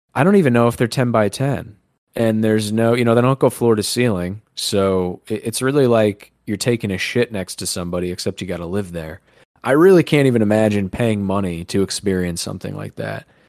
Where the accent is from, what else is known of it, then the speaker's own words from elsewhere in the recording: New York, United States; We're from New York